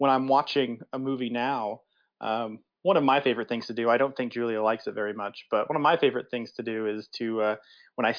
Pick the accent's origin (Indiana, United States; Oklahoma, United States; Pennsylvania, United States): Oklahoma, United States; Choctaw; also born or lived in Cambridge, England; I'm from Oklahoma City. I grew up on the east side in a town called Choctaw